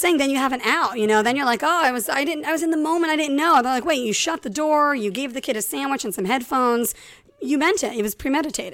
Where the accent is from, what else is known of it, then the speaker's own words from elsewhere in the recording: Ireland; I'm Irish